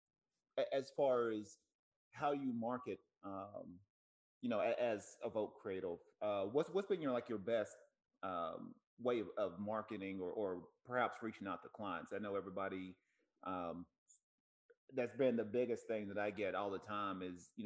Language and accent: English; Tennessee, United States; now in California, United States; I'm from Tennessee